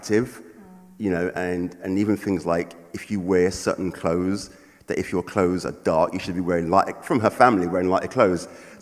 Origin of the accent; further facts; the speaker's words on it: London, United Kingdom; a black guy growing up in London